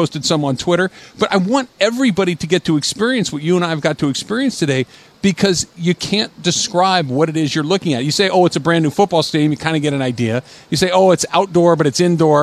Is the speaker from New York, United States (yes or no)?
no; Arcadia, California, United States; As somebody who grew up not far from here, I grew up in Arcadia